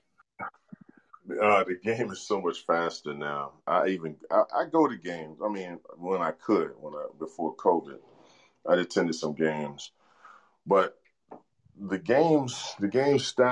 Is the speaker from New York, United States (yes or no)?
yes; New York, United States; moved away; also born or lived in Seattle; New York, I'm a New Yorker